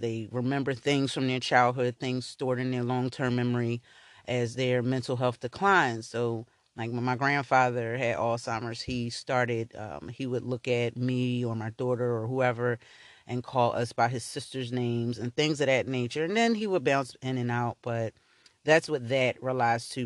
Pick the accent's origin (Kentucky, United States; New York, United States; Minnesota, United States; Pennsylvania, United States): Pennsylvania, United States; Philadelphia; I grew up in North Philly